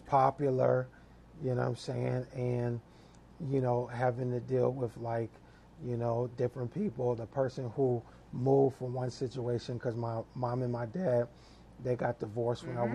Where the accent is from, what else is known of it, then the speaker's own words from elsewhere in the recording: Lakeview, New York, United States; moved away as an adult; also born or lived in Middleburg Heights, Ohio / Berea, Ohio / Virginia; now in Ohio, United States; I was actually born in Middleburg Heights mm-hmm. and was um, grew up until the third grade in Berea. Mm-hmm. So then after the third grade, we moved from Berea to um, Lakeview, Long Island, mm-hmm. Hempstead